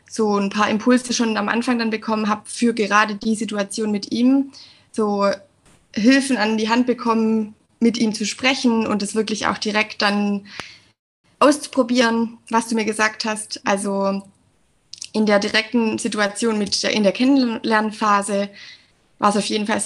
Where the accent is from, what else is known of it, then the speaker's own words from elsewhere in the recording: Southern Germany, Germany; ich bin 29 Jahre alt, ich komme aus dem Süden von Deutschland und ich bin Lehrerin.